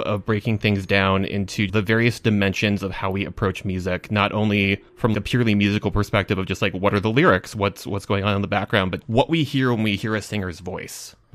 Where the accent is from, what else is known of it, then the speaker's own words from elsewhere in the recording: Minnesota, United States; as a Minnesotan